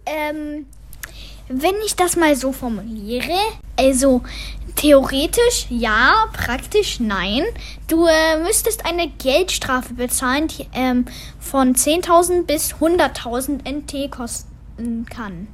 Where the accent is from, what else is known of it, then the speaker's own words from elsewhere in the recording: Germany; now in Taiwan; also wir kommen ja aus Deutschland